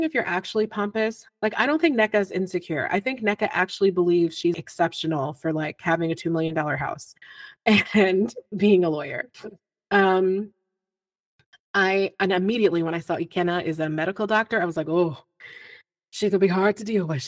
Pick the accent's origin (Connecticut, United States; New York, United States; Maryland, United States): New York, United States; Buffalo; I was born and raised in Buffalo, New York